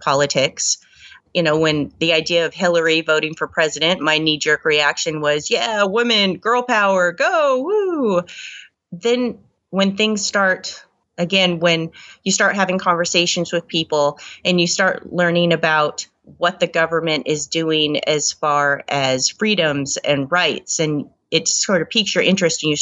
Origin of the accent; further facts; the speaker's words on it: the Northwest, Pacific Northwest, United States; I grew up here in the Northwest